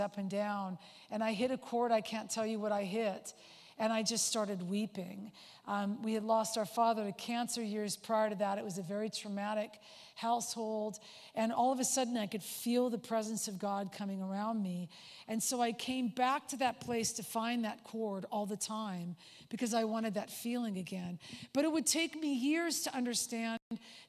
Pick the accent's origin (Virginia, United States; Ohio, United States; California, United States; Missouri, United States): California, United States; Southern; I was born and raised in Southern California